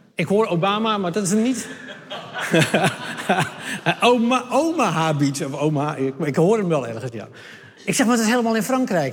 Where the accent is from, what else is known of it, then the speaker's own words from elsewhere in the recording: Hardenberg, Overijssel, Netherlands; ik kom uit Hardenberg